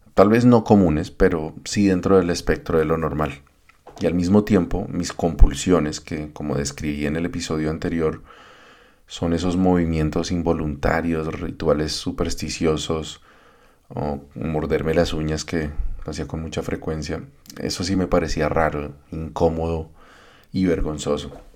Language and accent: Spanish; Colombia